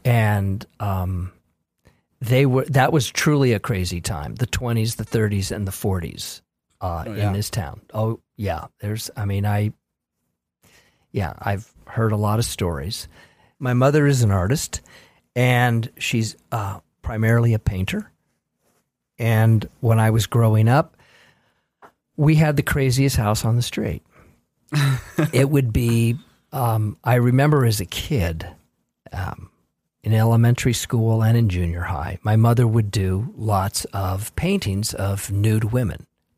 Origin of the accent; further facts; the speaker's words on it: Los Angeles, California, United States; I was born in Los Angeles and born under the Hollywood sign, literally.